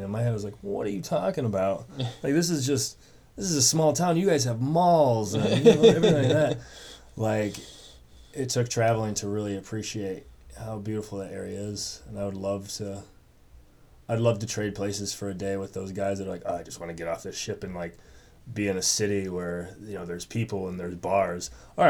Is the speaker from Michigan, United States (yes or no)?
yes; Petoskey, Michigan, United States; moved away; I grew up in Petoskey, which is about 30 minutes south of that dark sky park.